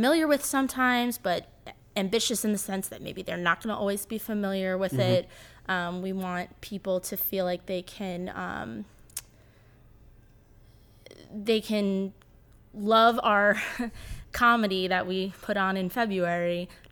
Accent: Herndon, Virginia, United States; I grew up in Herndon

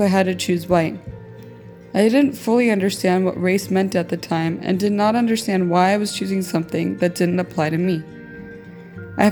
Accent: El Salvador; now in United States; I was born in El Salvador to an American father and a Salvadoran mother.

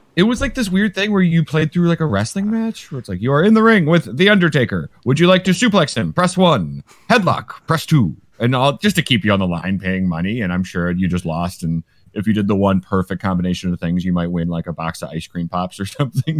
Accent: Michigan, United States; I grew up in Michigan

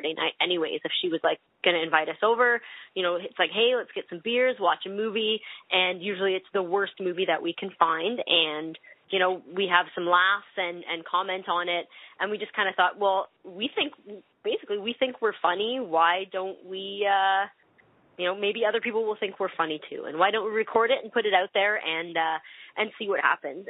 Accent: Canada; accent: Canadian; I'll be pronouncing all of my words in a Canadian accent.

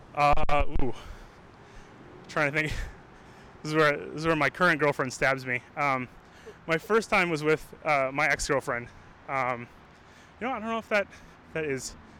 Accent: Maine, United States; moved away as an adult; also born or lived in Los Angeles; now in Boston, United States; I'm from Maine. Uh, spent some time in Maine, went to school in Maine, and then I wanted to go to film school, so I came down to Boston

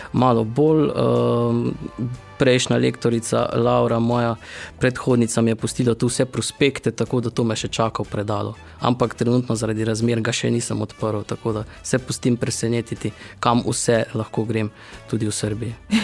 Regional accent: Styria, near Velenje, Savinja, Slovenia; also born or lived in Ljubljana / Celje; Jaz sem čisto krvni Slovenčan, mhm. torej Štajerska. Mari Borčani bi rekli, da nismo pravi Štajerci, ampak mi pravimo, da smo Štajerci. Blizu, v bistvu smo blizu Veljenja.

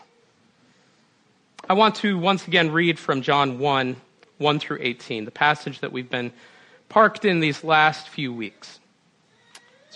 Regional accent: Minnesota, United States; now in Western New York, United States; I grew up in Minnesota. Sometimes that comes out in the way I pronounce my O's

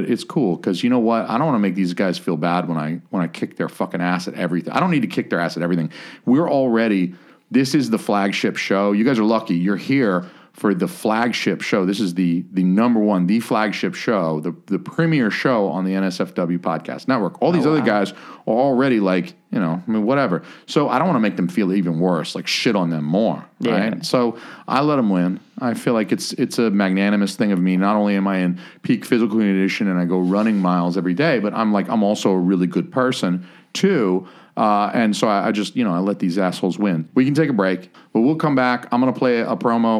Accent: the South, United States; I'm from the South

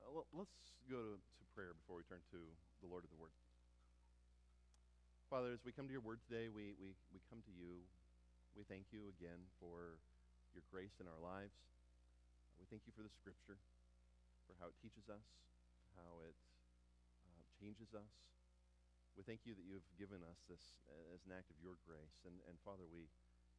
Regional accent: United States; We're Americans

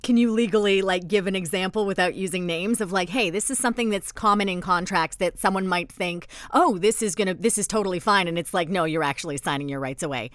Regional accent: Canada; also born or lived in Toronto / England; we're from Canada

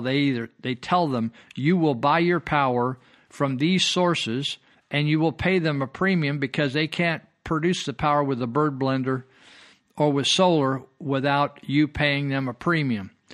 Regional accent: California, United States; I grew up here, I was born and raised in California.

